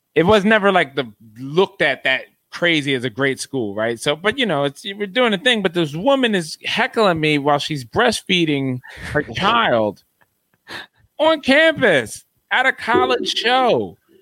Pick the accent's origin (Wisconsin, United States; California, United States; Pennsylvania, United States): Pennsylvania, United States; Philadelphia; I grew up in Philly